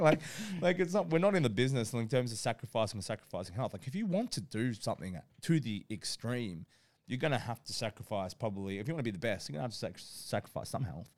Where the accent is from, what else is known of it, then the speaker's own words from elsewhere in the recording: Australia; I grew up in Australia